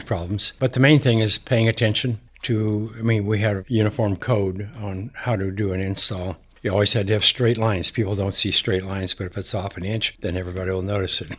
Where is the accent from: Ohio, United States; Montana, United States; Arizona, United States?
Montana, United States; I grew up in Montana